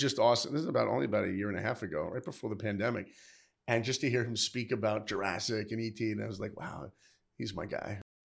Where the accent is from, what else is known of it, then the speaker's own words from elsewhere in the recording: New York, United States; moved away; I grew up in New York.